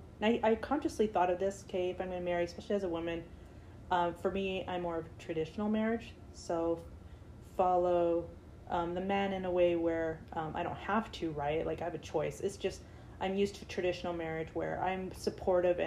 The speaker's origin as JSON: {"language": "English", "town": "San Francisco", "region": "California", "country": "United States", "moved": "yes", "said": "I'm originally from San Francisco"}